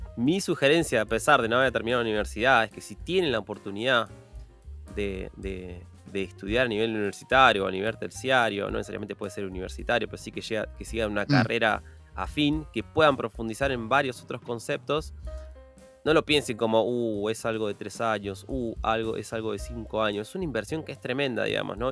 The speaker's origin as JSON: {"language": "Spanish", "region": "Buenos Aires", "country": "Argentina", "said": "yo soy de Buenos Aires, soy de Argentina"}